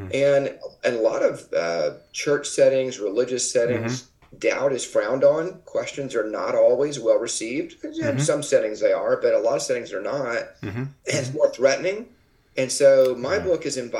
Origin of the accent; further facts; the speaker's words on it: Dallas, Texas, United States; I grew up in the Texas area, Dallas area in Texas